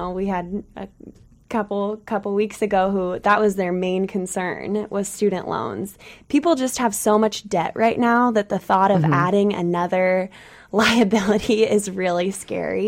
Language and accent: English; Kirkland, Washington, United States; I am born and raised in Kirkland, Washington